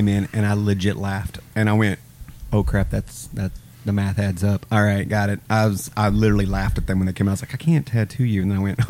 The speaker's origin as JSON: {"language": "English", "town": "Russellville", "region": "Arkansas", "country": "United States", "said": "I'm actually from Russellville, Arkansas."}